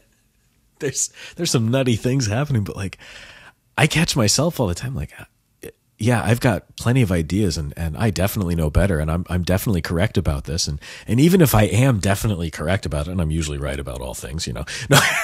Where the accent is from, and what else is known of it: United States